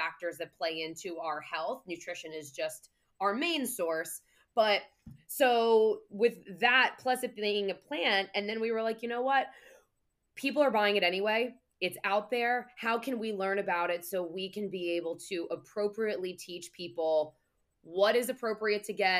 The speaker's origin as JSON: {"language": "English", "region": "New Jersey", "country": "United States", "said": "I'm from Jersey"}